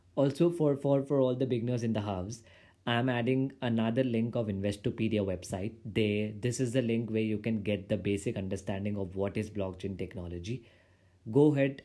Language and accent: English; India; I'm from India